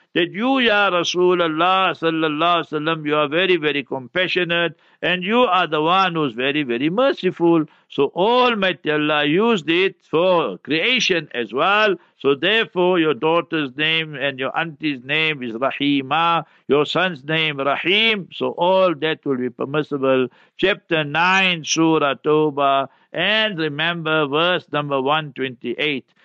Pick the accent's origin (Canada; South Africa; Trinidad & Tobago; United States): South Africa; Heidelberg, Gauteng; When I was a young boy, I grew up in Heidelberg, born in Heidelberg.